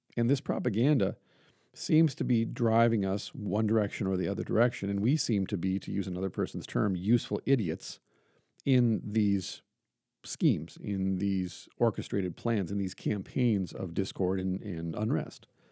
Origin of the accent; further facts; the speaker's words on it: Iron Range, North Central Minnesota, United States; where I grew up at, the people I grew up amongst in North Central Minnesota and on the Iron Range of Minnesota